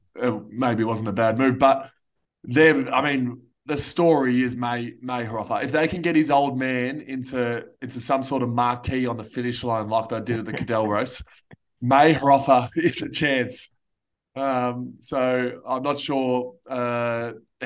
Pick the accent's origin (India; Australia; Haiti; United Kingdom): Australia; we're Aussie